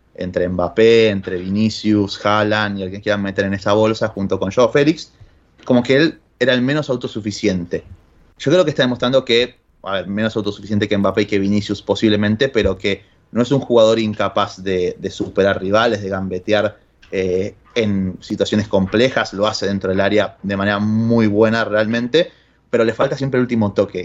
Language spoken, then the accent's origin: Spanish; Argentina; soy más ruso que, que cualquier otro argentino a día de hoy